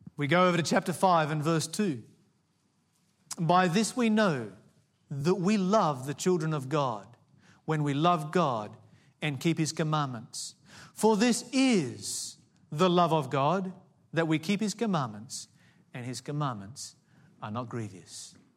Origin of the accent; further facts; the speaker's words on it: Tasmania, Australia; I grew up in Tasmania, the Promised Land.